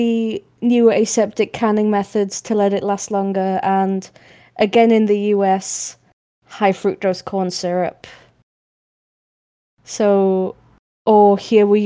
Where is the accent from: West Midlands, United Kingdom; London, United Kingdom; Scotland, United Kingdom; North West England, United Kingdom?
North West England, United Kingdom; Manchester; accent: northern; as a Mancunian